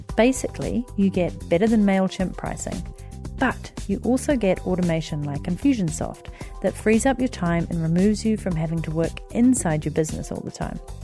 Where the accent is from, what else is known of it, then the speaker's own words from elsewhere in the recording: Wellington, New Zealand; moved away as an adult; my hometown of Wellington where I grew up